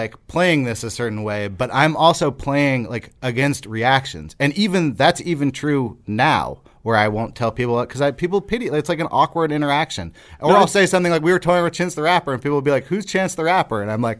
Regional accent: Berkeley, California, United States; I'm from Berkeley.

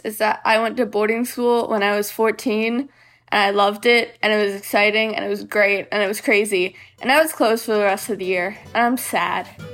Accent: Springfield, Massachusetts, United States; I'm from Springfield, Massachusetts.

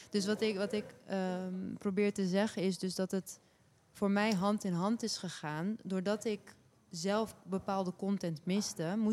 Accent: Turkey; ik ben een Turkse vrouw met een Aliwi achtergrond ehm, ik ben actrice ook.

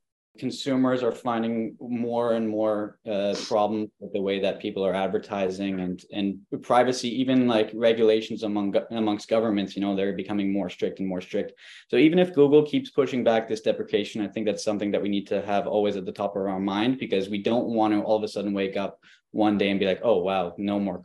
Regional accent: Montreal, Quebec, Canada; also born or lived in Valencia, Spain; I am from Montreal

